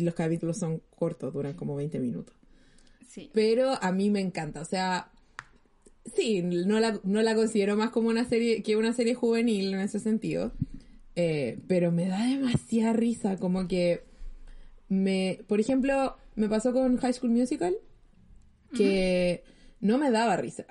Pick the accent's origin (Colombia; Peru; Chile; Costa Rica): Chile